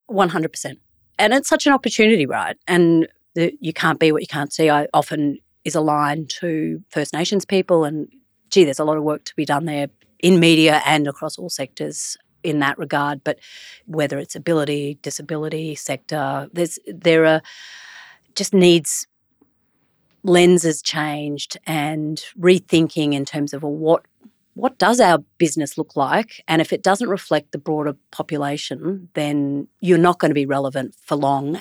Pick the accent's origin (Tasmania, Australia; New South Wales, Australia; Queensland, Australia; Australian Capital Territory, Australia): Queensland, Australia; Brisbane; Where are you from? And I say, Brisbane.